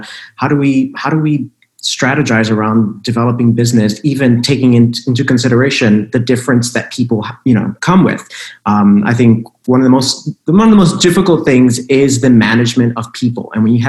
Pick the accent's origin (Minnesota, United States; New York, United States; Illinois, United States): Illinois, United States; Chicago; first language Spanish; English is a second language; I am the general manager for Zenetta LLC here in the US. And I'm originally from Chicago, actually born and raised in Chicago, good old Midwestern roots. And I come from a very, very traditional Puerto Rican family.